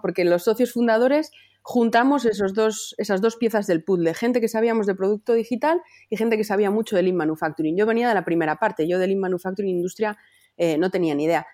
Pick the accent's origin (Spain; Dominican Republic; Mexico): Spain; Palencia, Castile and León; now in Valladolid, Spain; yo soy de Palencia, pero vivo en Valladolid